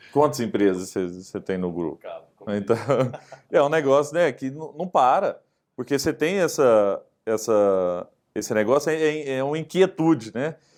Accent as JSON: {"language": "Portuguese", "town": "Araguari", "region": "Minas Gerais", "country": "Brazil", "tie": "born or raised there", "said": "casa onde meus pais moram em Araguari, né? minha cidade onde eu nasci"}